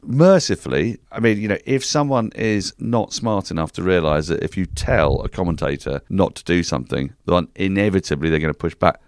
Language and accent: English; United Kingdom; we're British